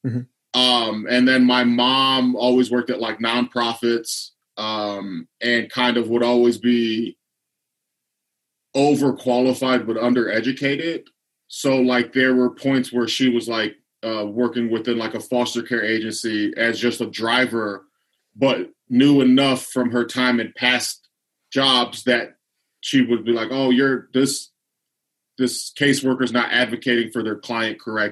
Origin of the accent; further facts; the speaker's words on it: Lorain, Ohio, United States; So Lorain used a big steel yard, shipyard, auto industry. So like my dad used to work at the steel mill when I was a kid.